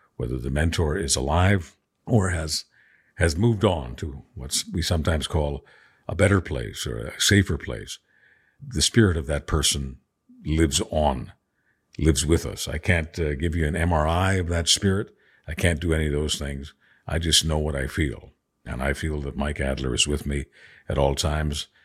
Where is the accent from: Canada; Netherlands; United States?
Canada; Montreal, Quebec; also born or lived in Budapest, Hungary; my hometown of Montreal